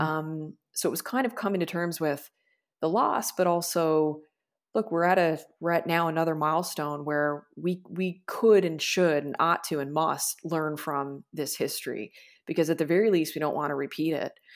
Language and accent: English; Corner Brook, Newfoundland and Labrador, Canada; we used to joke growing up that we were kind of like the hillbillies of our area in Cornerbrook